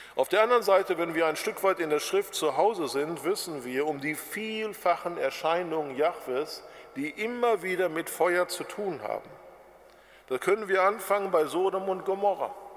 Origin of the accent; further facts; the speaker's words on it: Germany; bei uns in Deutschland